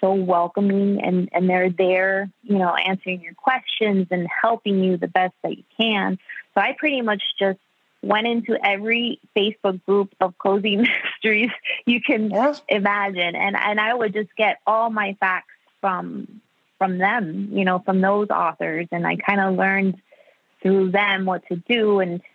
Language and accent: English; Miami, Florida, United States; I was born and raised in Miami. My parents are Cuban.